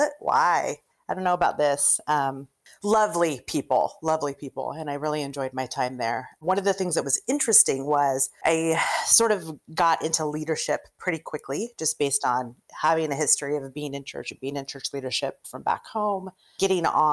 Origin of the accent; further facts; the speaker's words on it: Oregon, United States; moved away as an adult; now in New York City, United States; I'm originally from Oregon